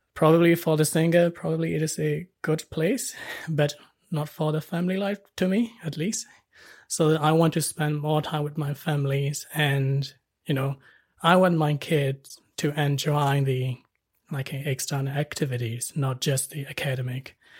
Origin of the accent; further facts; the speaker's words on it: Myanmar; moved away as an adult; now in Wellington, New Zealand; I was born in Myanmar, and our culture is like a, you know, like a, most of the Asian countries